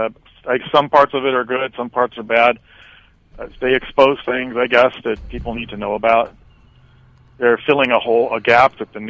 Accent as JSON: {"language": "English", "region": "California", "country": "United States", "moved": "yes", "said": "I was originally from California."}